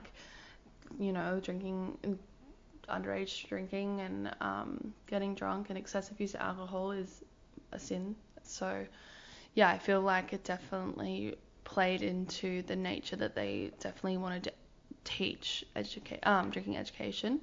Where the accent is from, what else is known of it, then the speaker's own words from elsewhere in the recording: Hunter Valley, New South Wales, Australia; now in Melbourne, Australia; I'm from the Hunter Valley originally